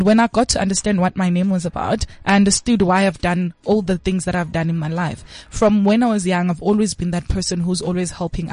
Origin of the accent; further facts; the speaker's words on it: Bulawayo, Zimbabwe; I was born in Zim. Mm-hmm. So I was in Zim in Kwabulawayo, Kontutu Ziyathunqa. And I was in primary school at that time